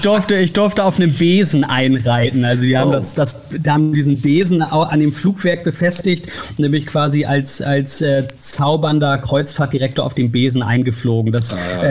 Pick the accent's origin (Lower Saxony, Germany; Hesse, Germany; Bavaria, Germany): Lower Saxony, Germany; Uelzen; moved away; also born or lived in Hamburg / Berlin / United States; Lokalsender in meiner Heimatstadt in Uelzen in Niedersachsen